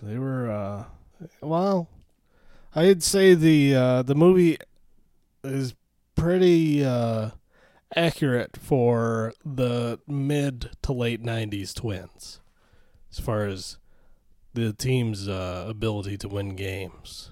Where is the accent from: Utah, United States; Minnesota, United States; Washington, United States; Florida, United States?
Minnesota, United States; as a Minnesotan